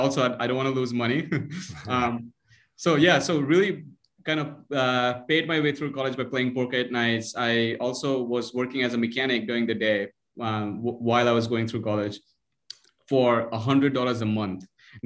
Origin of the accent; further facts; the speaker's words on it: Mumbai, Maharashtra, India; moved away as an adult; now in Ann Arbor, United States; I'm originally from Mumbai, India. Grew up in a really modest and an academic environment.